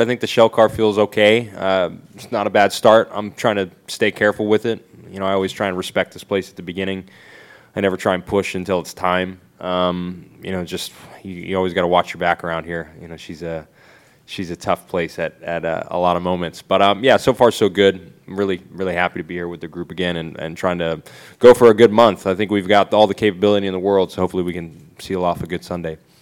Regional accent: United States; being American

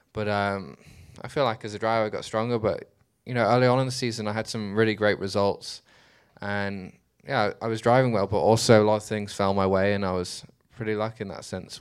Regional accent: Dubai, United Arab Emirates; I was born in Dubai, I grew up there

